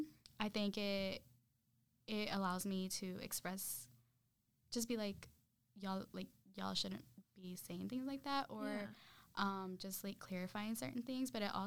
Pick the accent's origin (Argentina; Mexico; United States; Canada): Mexico; Zacatecas; Like, I'm from Zacatecas, my best friend. She's from Veracruz.